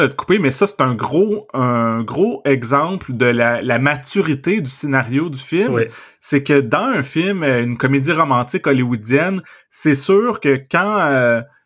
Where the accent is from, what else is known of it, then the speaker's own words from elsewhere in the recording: Trois-Rivières, South Shore of Montreal, Quebec, Canada; quand j'étais enfant, je vivais à Trois-Rivières, puis euh, mhm. ma famille, on a déménagé euh, dans, sur la rive sud de Montréal